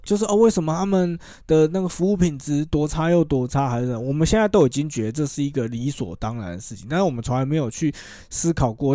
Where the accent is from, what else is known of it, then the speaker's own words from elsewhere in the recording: Taiwan; 我们台湾人很喜欢把就是什么台湾之光哎，哎，哎，挂在嘴巴上